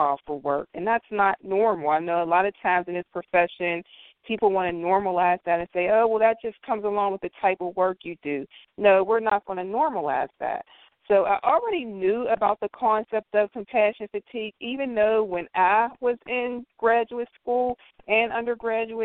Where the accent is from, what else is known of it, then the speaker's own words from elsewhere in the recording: western Pennsylvania, United States; I was born and raised in Pennsylvania, right here in western Pennsylvania.